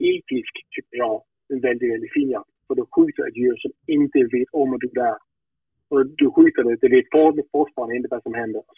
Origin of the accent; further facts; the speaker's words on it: Denmark; hemma i Danmark